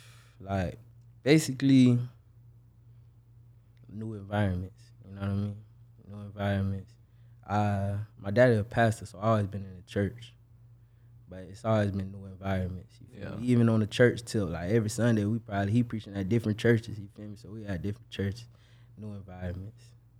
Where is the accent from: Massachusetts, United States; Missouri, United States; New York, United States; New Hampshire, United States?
New York, United States; Buffalo; born there; also born or lived in Kentucky; I'm not from Jacksonville. Okay. I was born in Buffalo, New York. But then from there, I moved to Kentucky.